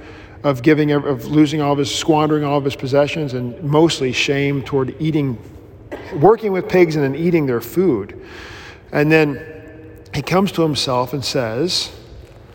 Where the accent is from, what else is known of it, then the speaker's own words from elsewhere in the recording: Mississippi, United States; I grew up in Baptistville in Mississippi